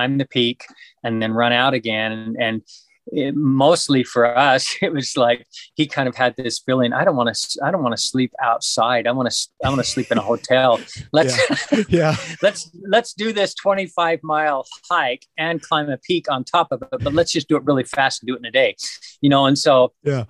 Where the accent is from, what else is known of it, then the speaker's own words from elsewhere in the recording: Idaho, United States; now in Utah, United States; I grew up in Idaho, and I was a Boy Scout